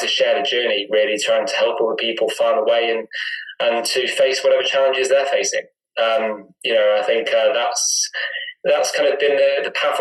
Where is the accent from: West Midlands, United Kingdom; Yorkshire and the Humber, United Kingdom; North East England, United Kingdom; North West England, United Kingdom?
North West England, United Kingdom; Chester; moved away as an adult; now in Kendal, United Kingdom; I was brought up in Chester.